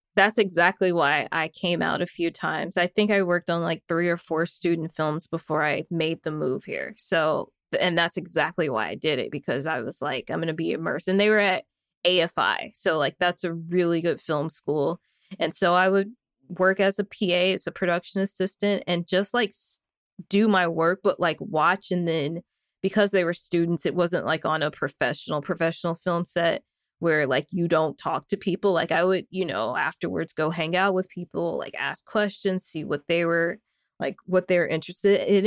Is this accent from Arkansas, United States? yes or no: yes; Northwest Arkansas, United States; In Northwest Arkansas, where I am from